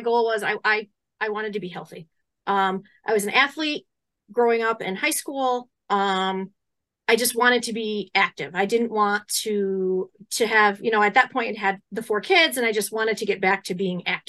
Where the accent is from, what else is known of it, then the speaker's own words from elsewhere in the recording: Hubleton, New York, United States; moved away; I'm originally from a small town in Hubleton. It's called Hubleton, New York. It's on the Canadian border next to like Clarkson, St. Lawrence, St. Lawrence County